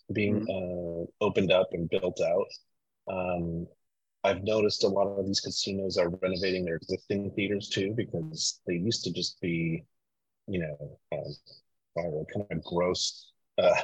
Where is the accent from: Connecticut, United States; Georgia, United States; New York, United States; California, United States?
Connecticut, United States; I'm from the Northeast. I grew up in Connecticut